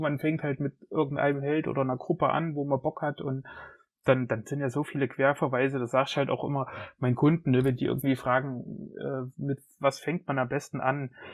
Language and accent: German; Jena, Thuringia, Germany; ich bin Jenenser, in Jena geboren, schon immer hier gelebt